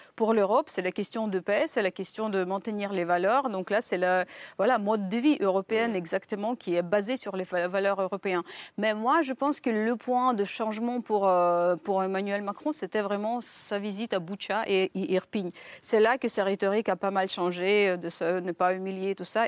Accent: Ukraine; en tant qu'Ukrainien

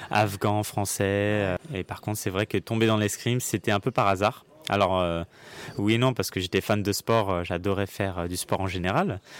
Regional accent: New York, United States; Du coup, j'ai grandi aux États-Unis à New York.

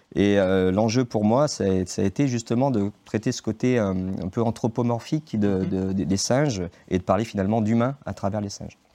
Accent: Saint-Étienne, Auvergne-Rhône-Alpes, France; moved away as an adult; now in Saint-Maurice-en-Gourgois, France; je suis né à Saint-Étienne. J'ai fait mes études à Saint-Étienne

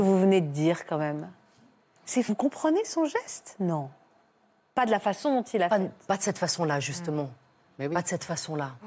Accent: Switzerland; je viens de Suisse

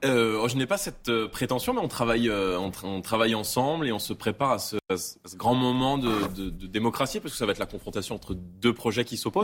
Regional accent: Seine-Saint-Denis, Île-de-France, France; moi j'ai grandi en Seine-Saint-Denis, avec qui j'étais au collège, au lycée

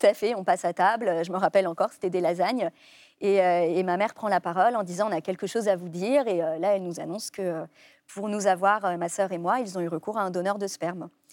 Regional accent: Brittany, France; j'ai grandi en Bretagne avec mes parents

